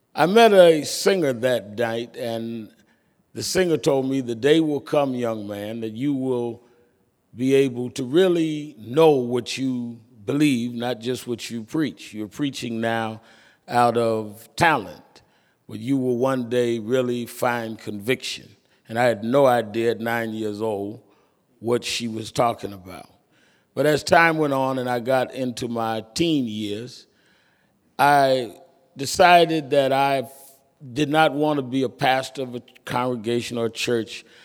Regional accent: New York City, New York, United States; I was born and raised in Brooklyn

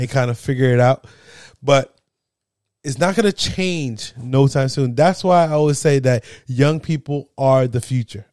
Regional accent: New Jersey, United States; I'm from New Jersey

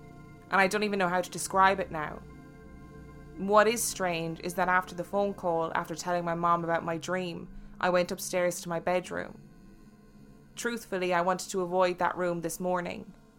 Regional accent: Brooklyn, New York, United States; The house I grew up in is in Brooklyn.

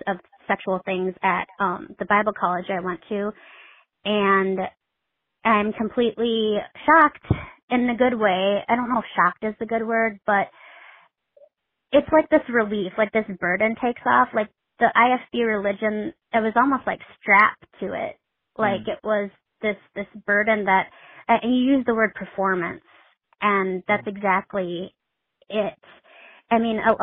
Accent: Midwest, United States; I'm from the Midwest.

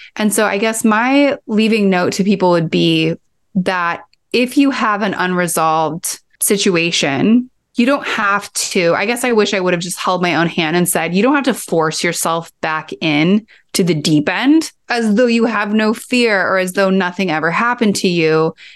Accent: Kansas, United States; I grew up in Kansas

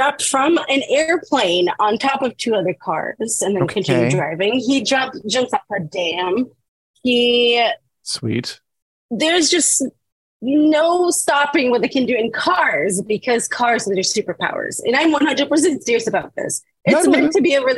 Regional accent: Brazil; moved away; I am originally from Brazil

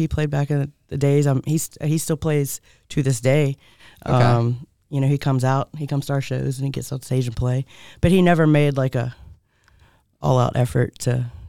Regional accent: Augusta, Georgia, United States; also born or lived in Boston; I am from Augusta. I'm born and bred in Augusta.

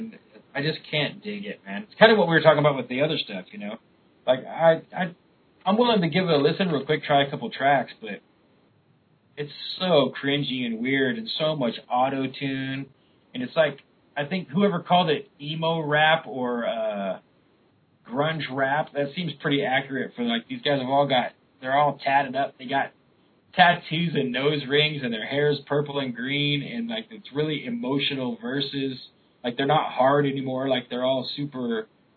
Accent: Sacramento, California, United States; I was from Sacramento, and you know, that's what all the kids did

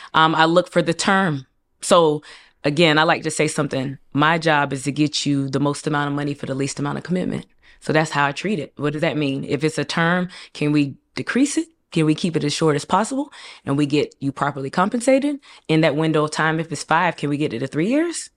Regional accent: Raleigh, North Carolina, United States; moved away as an adult; also born or lived in Durham, North Carolina / Hillside, New Jersey; I'm from Raleigh, North Carolina.

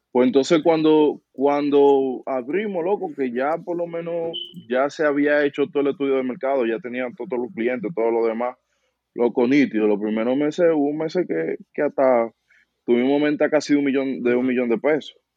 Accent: Dominican Republic; moved away as an adult; volví a Santo Domingo

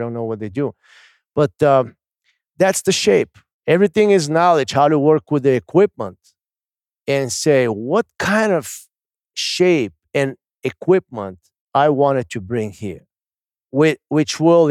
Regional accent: Bulgaria; the lamb that we grew up in Bulgaria and we swing it here.

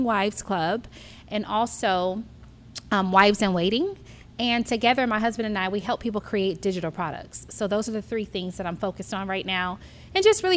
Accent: Inland Empire, Southern California, United States; also born or lived in Los Angeles, California; I'm originally from Southern California. So L.A. And then when I turned about 9 years old, my mom moved us to the suburbs, which is like the IE area, Fontana, Rancho Cucamonga.

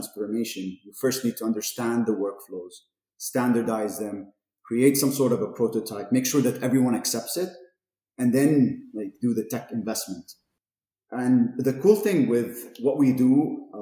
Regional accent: Amman, Amman Governorate, Jordan; also born or lived in Toronto, Canada; I grew up in Amman, lived here basically all my life up until my undergrad.

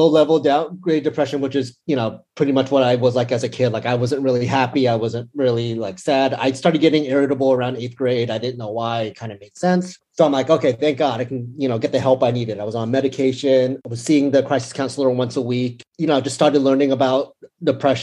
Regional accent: San Francisco Bay Area, California, United States; moved away as an adult; now in Los Angeles, United States; I grew up in the Bay Area, San Francisco Bay Area, and then I recently moved to LA about a year and a half ago

